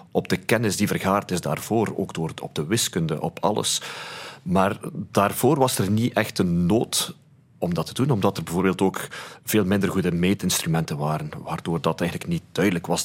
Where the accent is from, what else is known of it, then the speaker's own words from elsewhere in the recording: Flanders, Belgium; wij zijn als Vlaming natuurlijk niet chauvinistisch.